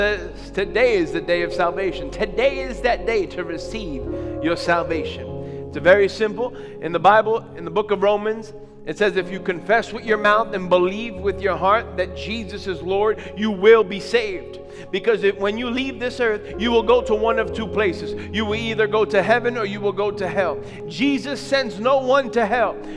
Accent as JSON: {"language": "English", "region": "New York", "country": "United States", "tie": "born or raised there", "said": "I grew up in New York just wreaking havoc"}